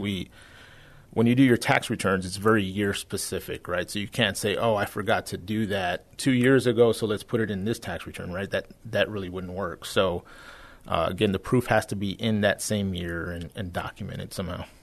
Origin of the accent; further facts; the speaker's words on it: San Antonio, Texas, United States; I'm born and raised here in San Antonio